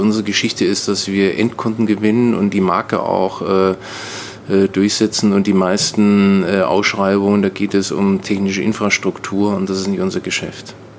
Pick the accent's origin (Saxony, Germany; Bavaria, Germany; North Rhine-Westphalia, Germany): Bavaria, Germany; Nuremberg; now in Brandenburg, Germany; ich bin in Nürnberg aufgewachsen